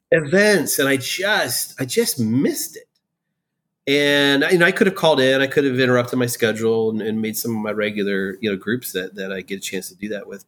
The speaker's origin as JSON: {"language": "English", "region": "Iowa", "country": "United States", "tie": "born or raised there", "also_born_or_lived": "Florida / Pennsylvania", "moved": "as an adult", "lives_now": "Raleigh, United States", "said": "Growing up in Iowa"}